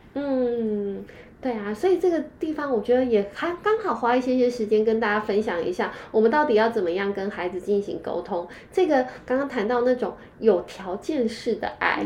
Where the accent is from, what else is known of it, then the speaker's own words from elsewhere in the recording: Taiwan; 我们台湾人